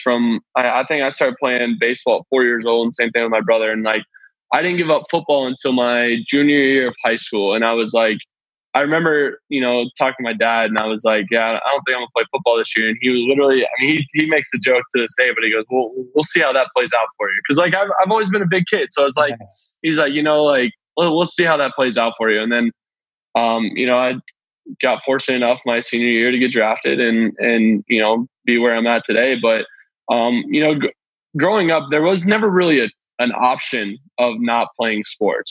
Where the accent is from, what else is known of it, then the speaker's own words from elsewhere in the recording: Flowery Branch, Georgia, United States; I grew up in Atlanta